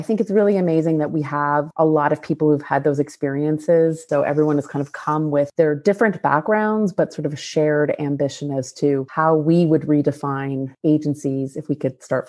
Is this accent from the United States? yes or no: no; Barrie, Ontario, Canada; born or raised there